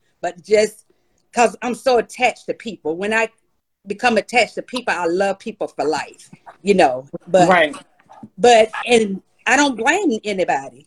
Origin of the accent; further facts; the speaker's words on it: Eastman, Georgia, United States; also born or lived in Rochester, New York; now in McDonough, United States; my hometown, Eastman, South Georgia